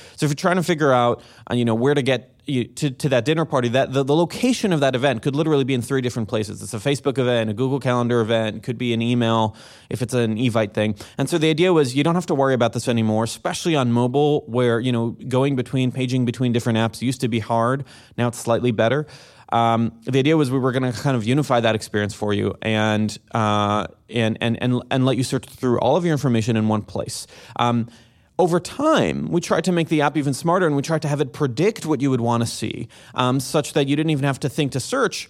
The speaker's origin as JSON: {"language": "English", "town": "Jerusalem", "region": "Jerusalem District", "country": "Israel", "tie": "born or raised there", "moved": "as an adult", "said": "I'm originally from Jerusalem, Israel, born and raised"}